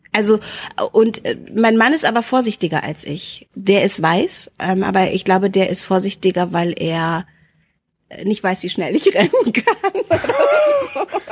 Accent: Hanover, Lower Saxony, Germany; also born or lived in Wendland, Lower Saxony; ich bin im, bin im Wendland geboren so und bin hier in Linden, in Hannovers Linden aufgewachsen.

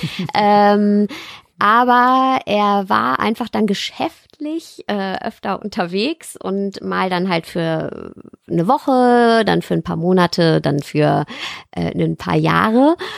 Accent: Ruhr area, North Rhine-Westphalia, Germany; eigentlich komme ich her aus dem Ruhrpott

